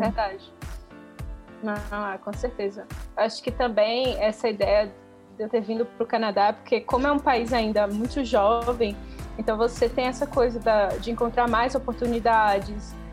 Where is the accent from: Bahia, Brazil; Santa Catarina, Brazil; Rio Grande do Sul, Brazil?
Bahia, Brazil; a gente é da Bahia